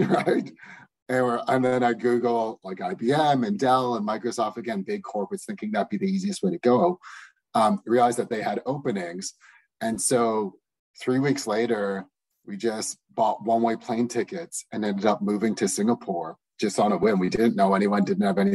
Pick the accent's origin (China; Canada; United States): Canada; Toronto, Ontario; moved away as an adult; we're originally from Toronto